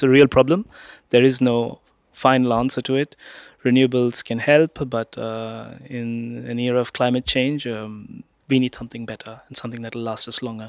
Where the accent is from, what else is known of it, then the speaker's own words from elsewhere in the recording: India; now in France; I'm originally from India.